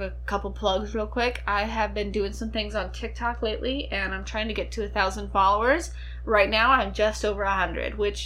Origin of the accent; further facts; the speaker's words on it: Ohio, United States; We're from Ohio